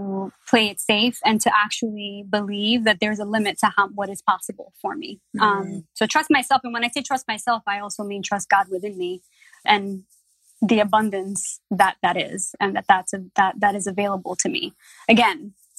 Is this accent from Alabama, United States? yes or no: no; New York City, New York, United States; As a Latina growing up in the Bronx, growing up poor